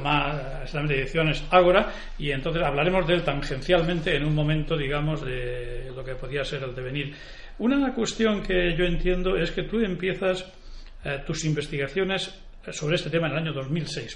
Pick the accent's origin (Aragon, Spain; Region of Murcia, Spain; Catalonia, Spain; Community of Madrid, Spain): Region of Murcia, Spain; Campo de Cartagena; yo soy también murciano y de, lo que se llama el campo de Cartagena